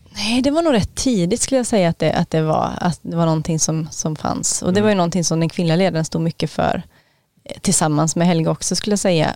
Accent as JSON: {"language": "Swedish", "town": "Gothenburg", "region": "Västra Götaland", "country": "Sweden", "also_born_or_lived": "Knutby", "moved": "yes", "said": "jag mötte gamla vänner från gymnasietiden när jag var hemma på Göteborg"}